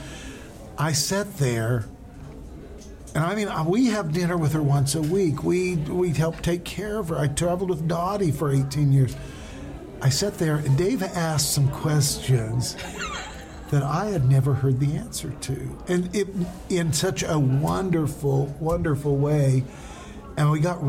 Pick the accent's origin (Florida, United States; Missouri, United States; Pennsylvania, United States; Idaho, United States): Idaho, United States; I'm from Idaho